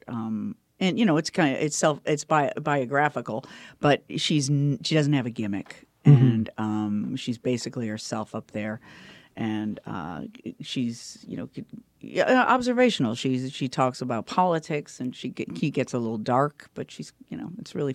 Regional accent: Chicago, Illinois, United States; I'm from Chicago

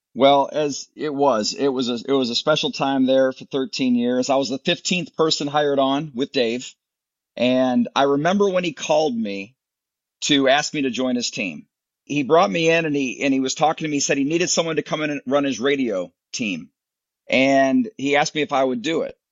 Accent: Michigan, United States; moved away as an adult; also born or lived in Lynchburg, Virginia / Atlanta, Georgia; now in Tennessee, United States; I grew up uh, a Michigan guy

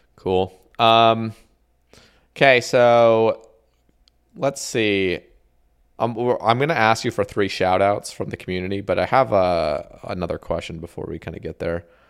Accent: Oregon, United States; also born or lived in Houston, Texas / Huntsville, Alabama / Eugene, Oregon; I grew up in Oregon

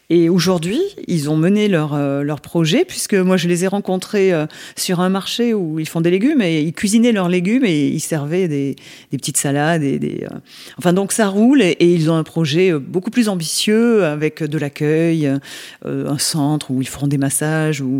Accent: Nouvelle-Aquitaine, France; born there; moi je suis née en Dordogne, donc j'ai pas, j'ai quitté la Dordogne pour y revenir parce que je ne trouvais pas ailleurs ce que j'avais en Dordogne.

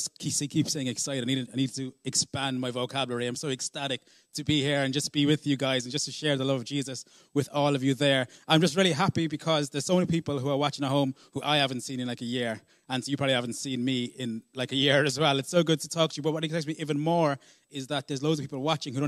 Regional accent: Ireland; also born or lived in South Africa; when I was seven, I moved to Ireland from South Africa with my father.

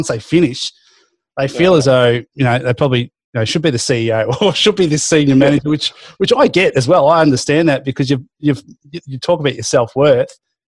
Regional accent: Melbourne, Victoria, Australia; now in Sydney, Australia; And obviously growing up in Melbourne, AFL is, mate, it's, you grow up with a footy in your hand, don't you?

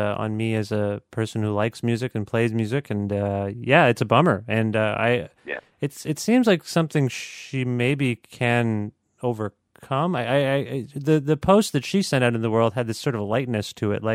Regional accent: Canada; as a Canadian

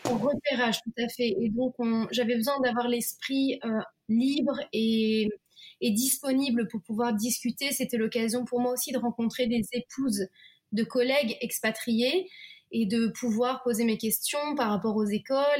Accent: Lille, Hauts-de-France, France; moved away as an adult; also born or lived in Belgium / United States; now in Japan; moi, je suis lilloise, donc je suis du nord de la France

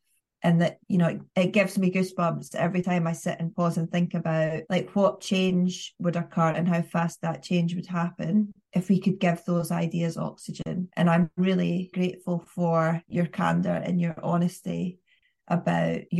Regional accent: the north of England, United Kingdom; accent: northern; you and I both have regional accents, northern accents

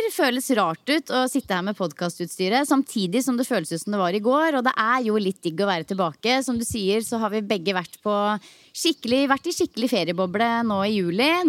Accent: Norway; Heldigvis så er det jo fortsatt sommermåned og varmt i lufta hjemme i Norge også.

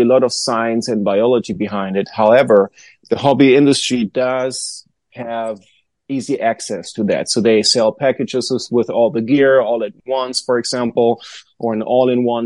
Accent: Germany; now in Joshua Tree, United States; when I was very young, I went to the garden store at my hometown in Germany

